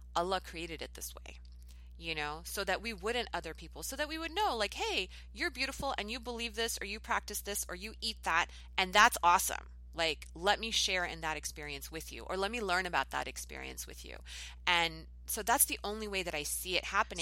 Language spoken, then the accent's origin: English; United States; I'm an American